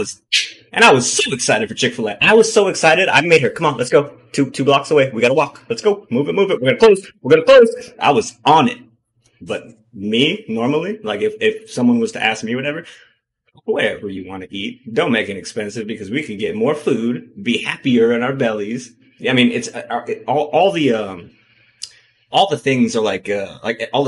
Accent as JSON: {"language": "English", "region": "Hawaii", "country": "United States", "moved": "yes", "lives_now": "Arizona, United States", "said": "I'm from Hawaii."}